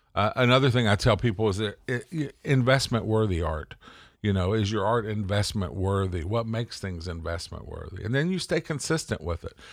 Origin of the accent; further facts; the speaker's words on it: the South, United States; I'm from the South